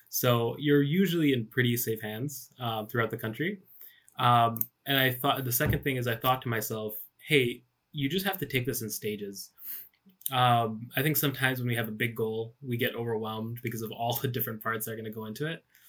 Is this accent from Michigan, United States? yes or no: yes; Michigan, United States; my hometown in Michigan